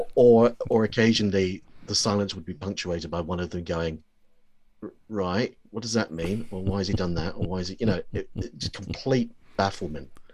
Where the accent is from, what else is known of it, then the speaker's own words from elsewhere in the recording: New Zealand; I grew up in New Zealand